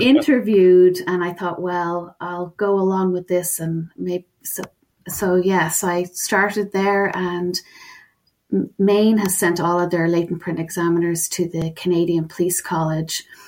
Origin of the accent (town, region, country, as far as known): Ireland; accent: Irish